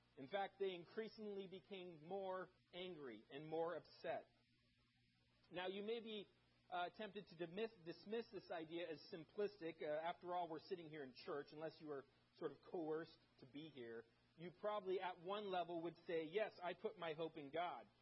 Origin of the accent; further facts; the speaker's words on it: Germany; moved away; I grew up in Germany